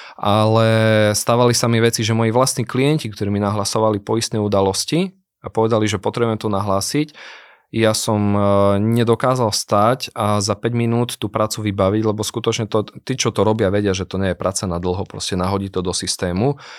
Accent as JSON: {"language": "Slovak", "town": "Prešov", "region": "Prešov Region", "country": "Slovakia", "accent": "eastern Slovak", "said": "ja som chlapec z východného Slovenska, som z Prešova, možno to aj počuť na môjom prízvuku"}